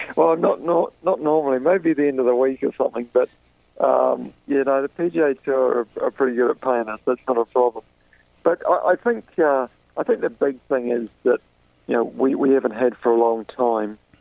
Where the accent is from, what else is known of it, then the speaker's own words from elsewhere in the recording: New Zealand; moved away; I'm from New Zealand